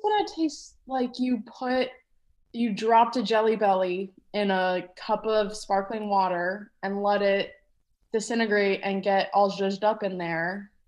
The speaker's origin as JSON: {"language": "English", "town": "Atlanta", "region": "Georgia", "country": "United States", "tie": "born or raised there", "moved": "yes", "said": "I grew up in Atlanta, Georgia"}